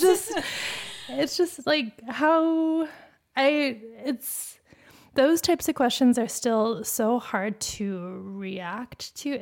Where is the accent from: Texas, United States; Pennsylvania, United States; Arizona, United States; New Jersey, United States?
Arizona, United States; Phoenix; Growing up in Phoenix, there we weren't around Asian people